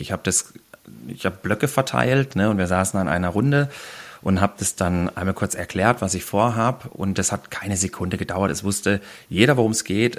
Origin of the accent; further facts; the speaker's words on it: Black Forest, Baden-Württemberg, Germany; wir hier bei uns im Schwarzwald wir vespern